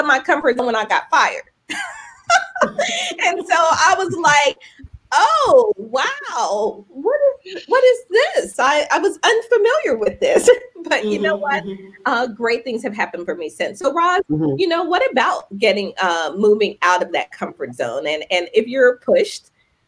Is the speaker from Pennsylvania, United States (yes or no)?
yes; Philadelphia, Pennsylvania, United States; we're both from the Philly area